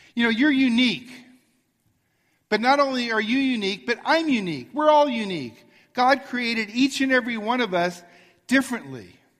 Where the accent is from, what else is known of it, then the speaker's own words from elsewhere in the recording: Arcadia, California, United States; I grew up in Arcadia, and on Baldwin Avenue